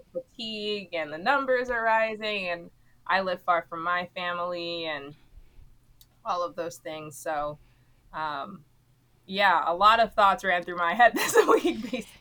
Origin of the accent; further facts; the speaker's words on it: Miami, Florida, United States; moved away as an adult; also born or lived in Philadelphia, Pennsylvania; I'm from Miami, Florida